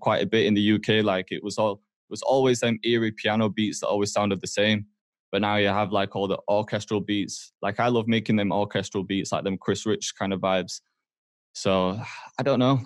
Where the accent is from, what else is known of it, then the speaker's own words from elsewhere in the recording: Huddersfield, Yorkshire and the Humber, United Kingdom; moved away as an adult; also born or lived in Toronto, Canada; now in Manchester, United Kingdom; I grew up in Huddersfield